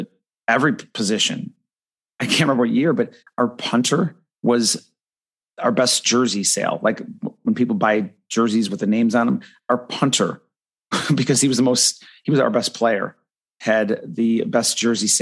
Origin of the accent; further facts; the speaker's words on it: Buffalo, New York, United States; now in Florida, United States; I grew up in Buffalo, New York